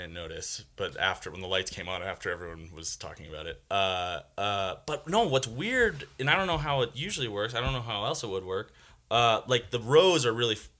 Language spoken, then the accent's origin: English; New York, United States; moved away; I'm from New York